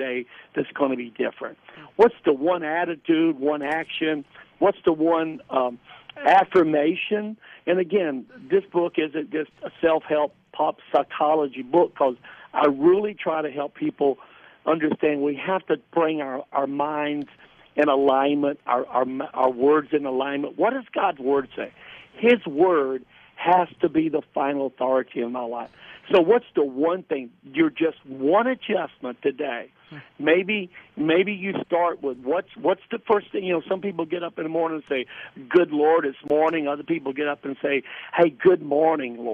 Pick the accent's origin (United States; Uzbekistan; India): United States; the South; I grew up in the South